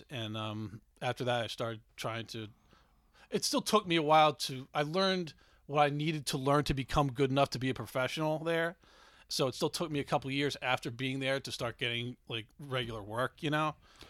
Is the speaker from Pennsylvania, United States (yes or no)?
yes; Swarthmore, Pennsylvania, United States; also born or lived in Gettysburg / Savannah; Swarthmore in Delaware County.